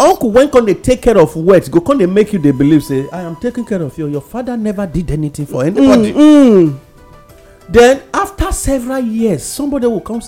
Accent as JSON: {"language": "English", "country": "Nigeria", "said": "I am a Nigerian"}